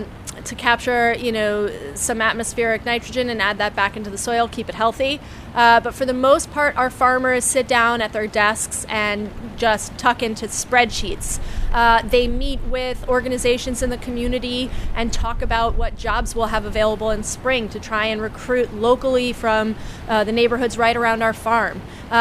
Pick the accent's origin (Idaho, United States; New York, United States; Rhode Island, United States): New York, United States; New York City; you never realize it as a New Yorker, especially when you grew up here